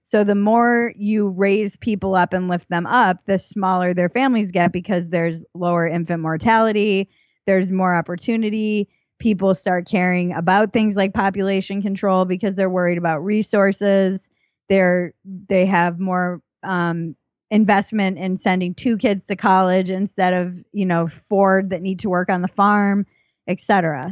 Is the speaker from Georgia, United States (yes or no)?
no; Newport, Rhode Island, United States; I come from Newport, Rhode Island